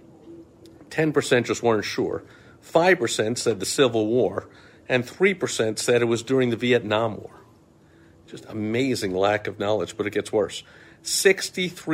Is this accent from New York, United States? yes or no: yes; New York, United States; as a kid growing up in New York